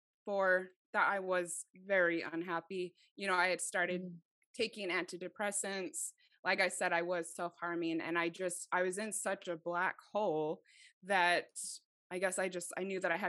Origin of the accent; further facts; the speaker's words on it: Mesa, Arizona, United States; also born or lived in Idaho; I was raised in Arizona